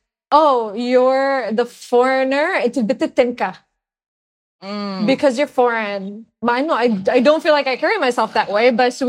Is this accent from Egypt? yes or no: yes; Egypt; now in Canada; Because I was Barra, I'm Egyptian. And I'm Egyptian Canadian, but Egyptian.